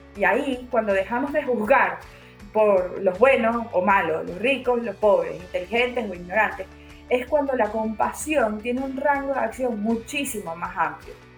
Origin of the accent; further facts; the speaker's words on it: Venezuela; yo vengo de Venezuela